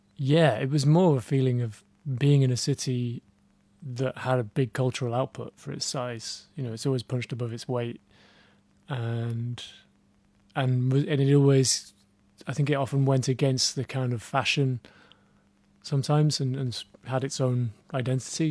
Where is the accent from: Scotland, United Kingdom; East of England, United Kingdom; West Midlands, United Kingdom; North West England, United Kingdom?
North West England, United Kingdom; Manchester; growing up in Manchester, I was listening to lots of American bands